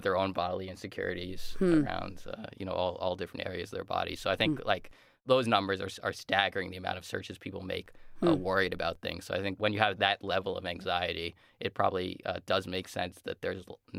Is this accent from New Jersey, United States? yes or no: yes; New Jersey, United States; I'm from the New Jersey, like New York area